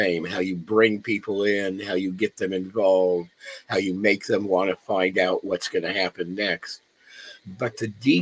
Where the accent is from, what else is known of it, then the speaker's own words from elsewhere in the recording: Los Angeles, California, United States; I grew up here in Los Angeles